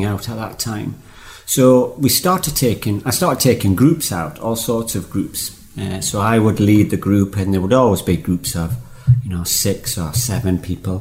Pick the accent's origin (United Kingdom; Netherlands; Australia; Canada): United Kingdom; South Shields, North East England; moved away as an adult; now in Swaledale, United Kingdom; originally I'm from Tyneside, a quaint little fishing village called South Shields. And I escaped there nearly 30 years ago now.